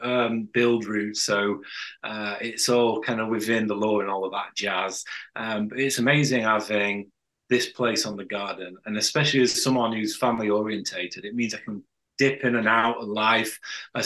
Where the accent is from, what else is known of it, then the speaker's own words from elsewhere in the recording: Yorkshire and the Humber, United Kingdom; I'm a Yorkshire lad.